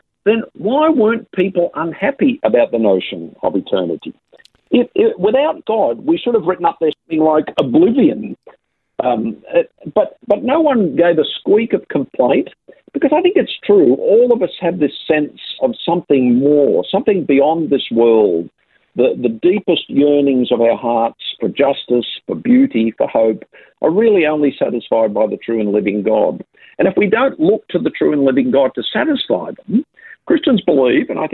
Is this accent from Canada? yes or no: no; Sydney, New South Wales, Australia; Grew up in working class Sydney.